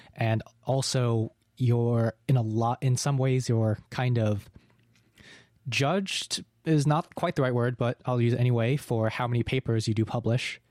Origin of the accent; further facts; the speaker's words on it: New England, United States; moved away; I'm currently in my hometown, which is in New England in America, and it's like, there were on, there's only two thousand people here.